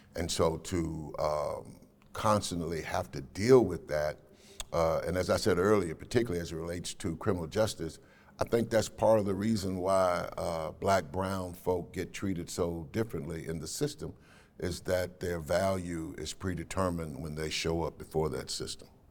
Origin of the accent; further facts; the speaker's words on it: Nashville, Tennessee, United States; I was raised in Cheatham Housing Project over in North Nashville